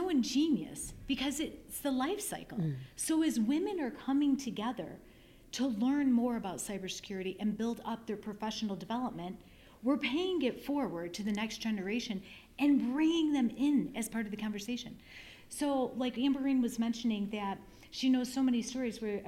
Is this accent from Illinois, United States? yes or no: yes; Chicago, Illinois, United States; It was in Chicago, from my hometown